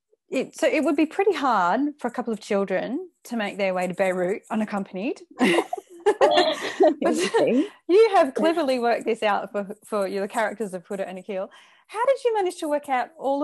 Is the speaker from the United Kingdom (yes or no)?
yes; England, United Kingdom; now in Melbourne, Australia; I came over, I'm from England, so, you know, and similar age to you.